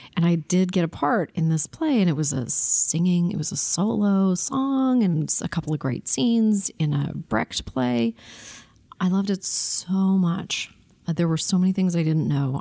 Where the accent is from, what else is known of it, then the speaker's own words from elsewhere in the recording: Toronto, Ontario, Canada; I was born in Toronto